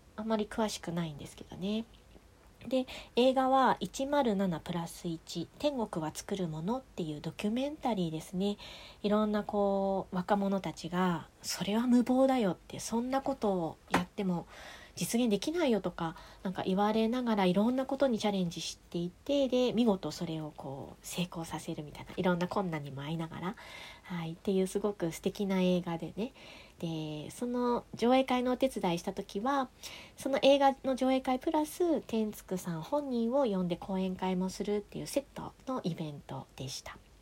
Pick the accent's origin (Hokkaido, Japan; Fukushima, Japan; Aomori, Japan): Aomori, Japan; a village neighbouring Rokkasho; moved away; 六ヶ所村うちの地元だしみたいなああの地元っていうか隣隣近隣の村の出身なんですね